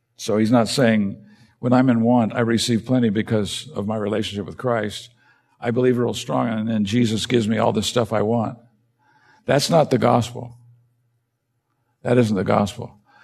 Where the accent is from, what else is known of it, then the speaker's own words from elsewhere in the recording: United States; as an American